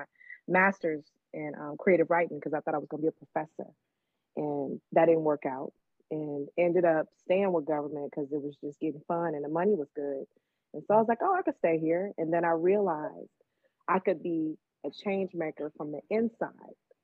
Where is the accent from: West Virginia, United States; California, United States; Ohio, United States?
California, United States; Oakland; growing up in East Oakland